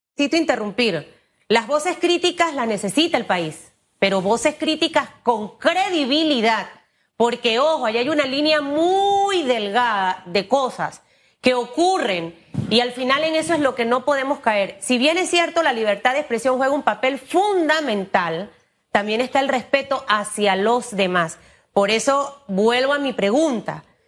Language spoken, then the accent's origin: Spanish; Panama; como panameños